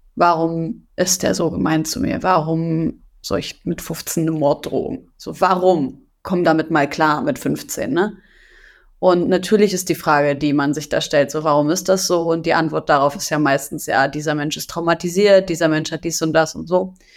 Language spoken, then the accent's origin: German; Syria; now in Germany; meiner Heimat Syrien